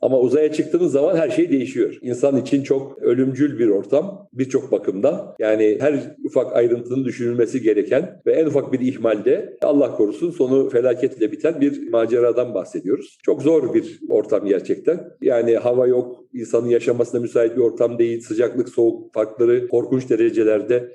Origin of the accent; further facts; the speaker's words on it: Istanbul, Turkey; also born or lived in Berlin, Germany; Ben aslen Rizeli olup Üsküdar'da doğmuş, İstanbul Üsküdar'da doğmuş, büyümüş birisiyim.